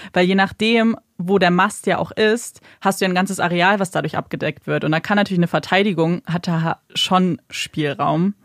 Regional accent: Germany; bei uns in Deutschland

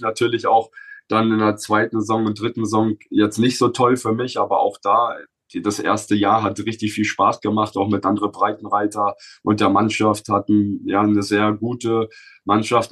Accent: Bochum, North Rhine-Westphalia, Germany; moved away as an adult; meinen Heimatverein, wo ich aufgewachsen bin, äh, vom VfL Bochum

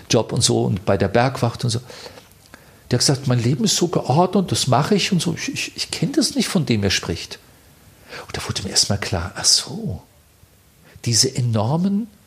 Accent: Bavaria, Germany; Wir sind ja beide, äh, er ist ein Tiroler, ich bin ein Bayer

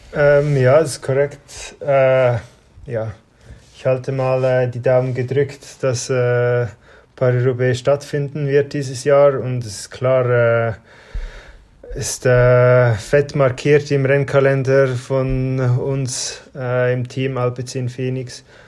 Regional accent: Switzerland; in dem Dorf, wo ich aufgewachsen bin

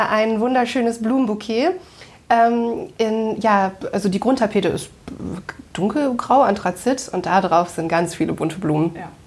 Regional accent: Braunschweig, Lower Saxony, Germany; born there; Ich bin 34 Jahre alt, ähm, gebürtig geboren in Braunschweig, war lange, lange Zeit ja, in der Weltgeschichte unterwegs

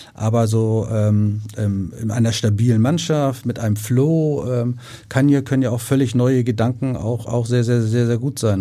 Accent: Hamburg, Germany; ich bin ja Hamburger

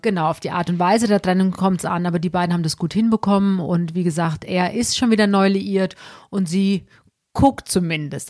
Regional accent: Alsbach-Hähnlein, Hesse, Germany; eigentlich komme ich aus Alsbach Hähnlein

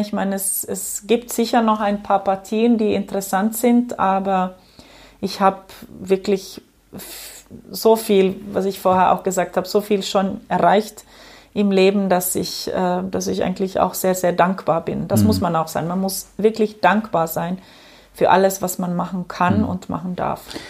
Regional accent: Ostrobothnia, Finland; German is a second language; moved away; ich bin in der Gegend aufgewachsen, an der Westküste, also in Österbotten

